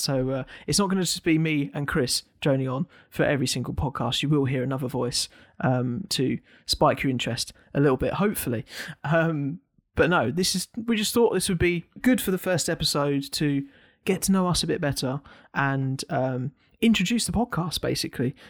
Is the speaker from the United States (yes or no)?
no; United Kingdom; as a Brit